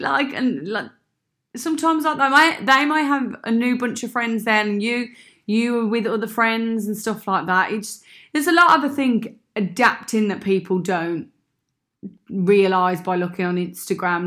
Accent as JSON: {"language": "English", "town": "Birmingham", "region": "West Midlands", "country": "United Kingdom", "accent": "Brummy", "moved": "as an adult", "lives_now": "Sydney, Australia", "said": "I am from Birmingham"}